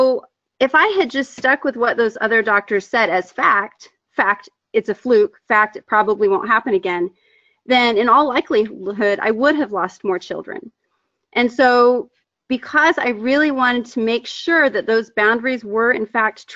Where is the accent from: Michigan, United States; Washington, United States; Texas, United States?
Texas, United States; I'm from Texas